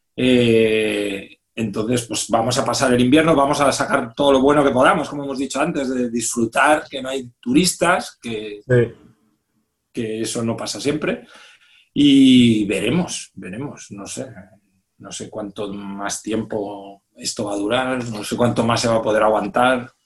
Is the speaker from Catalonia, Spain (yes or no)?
yes; Reus, Catalonia, Spain; moved away; mi ciudad, yo soy de Reus